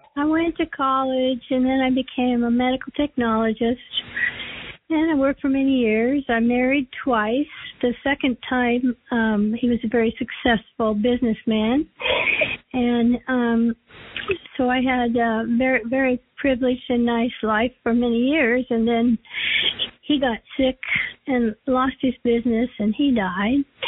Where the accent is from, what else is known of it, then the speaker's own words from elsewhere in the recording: Los Angeles, California, United States; I was born and raised in Hollywood